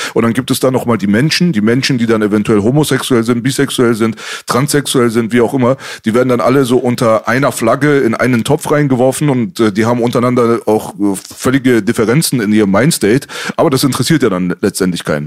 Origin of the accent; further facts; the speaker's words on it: Berlin, Germany; wir sind in Kreuzberg aufgewachsen